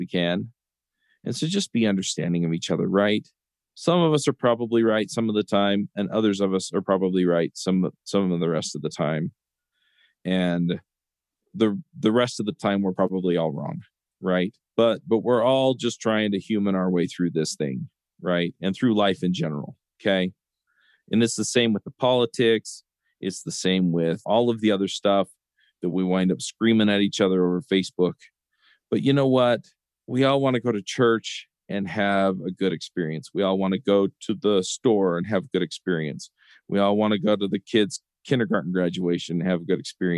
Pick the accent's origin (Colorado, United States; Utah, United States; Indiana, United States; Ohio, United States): Utah, United States; Orem; now in Lehi, United States; here where I grew up in Orem, Utah, and then here in Lehi, Utah, where I live now